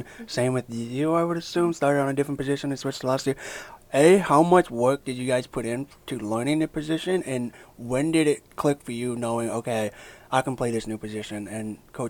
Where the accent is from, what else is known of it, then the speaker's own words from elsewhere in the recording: California, United States; moved away; I'm from California